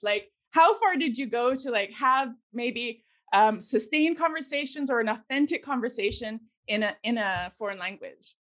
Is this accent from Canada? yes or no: yes; Victoria, British Columbia, Canada; as a Canadian, I'm I'm actually originally from Victoria in BC mm. on the mm. west coast, and um, nice. I grew up in the 70s